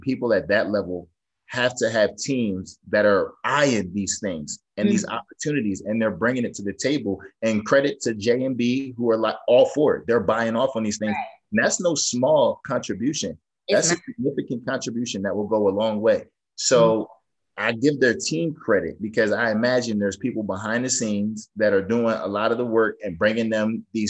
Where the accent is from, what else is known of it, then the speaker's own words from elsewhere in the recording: Northeast, United States; I'm from the Northeast